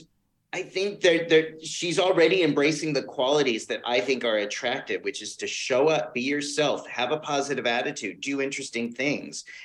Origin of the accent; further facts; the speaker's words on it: New York, United States; I'm a New Yorker